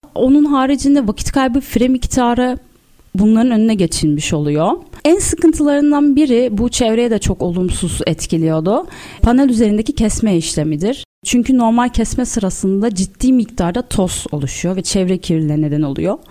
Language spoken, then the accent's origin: Turkish; Istanbul, Turkey; 1986 yılında İstanbul'da doğdum. İlk bu orta öğrenimimi İstakulu Bey ve Eczacıbaşı'nda tamamladıktan sonra İstanbul Üniversitesi